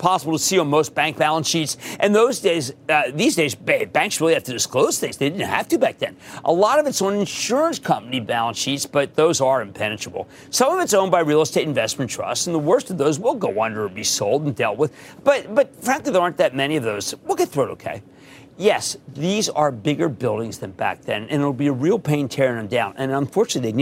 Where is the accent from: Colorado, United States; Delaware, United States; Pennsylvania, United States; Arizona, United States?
Pennsylvania, United States; Philadelphia; my hometown of Philadelphia